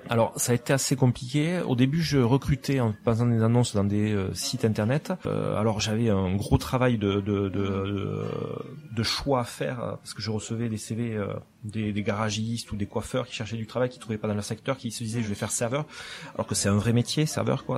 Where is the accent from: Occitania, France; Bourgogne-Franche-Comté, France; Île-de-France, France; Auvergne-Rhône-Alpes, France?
Occitania, France; Lourdes; accent: south of France; moved away as an adult; also born or lived in Toulouse; now in Barcelona, Spain; je suis né à Lourdes en fait, où j'ai vécu euh, mon enfance jusqu'à l'âge de 18 ans à peu près